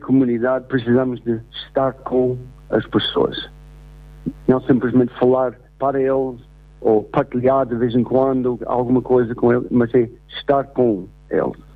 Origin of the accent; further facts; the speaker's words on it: United States; first language English; Portuguese is a second language; now in Portugal; sendo americano, uh, tenho aprendido muito sobre a minha própria língua inglês através do português